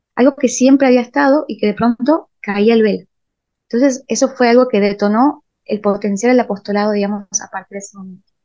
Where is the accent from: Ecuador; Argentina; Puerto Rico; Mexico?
Argentina; Rosario de la Frontera, Salta; moved away as an adult; also born or lived in San Miguel de Tucumán; yo me mudo a San Miguel de Tucumán, porque nací en Rosario de la Frontera